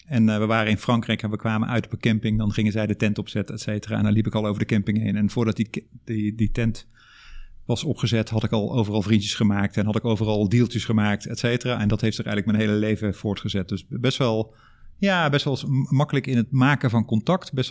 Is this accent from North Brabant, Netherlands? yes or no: yes; Drunen, North Brabant, Netherlands; accent: Brabant; Eh, opgegroeid in Drunen, Brabant. Zeg de Brabander. Ik ben die uh, Brabantse accent ben ik onderweg ergens verloren.